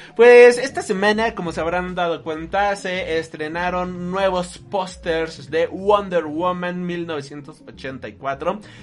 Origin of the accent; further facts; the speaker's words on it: Mexico; nosotros somos mexicanos, nosotros siendo mexicanos